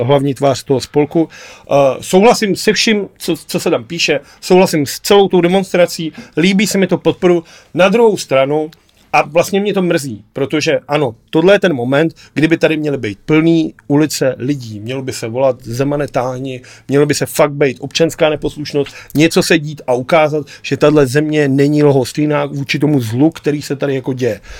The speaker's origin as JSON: {"language": "Czech", "country": "Czechia", "said": "my jako Češi"}